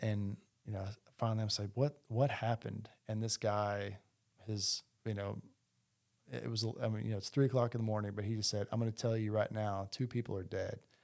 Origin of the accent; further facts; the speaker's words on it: Heber Springs, Arkansas, United States; also born or lived in Toronto, Canada; now in Bentonville, United States; we grew up in a small town, Heber Springs, Arkansas, Central Arkansas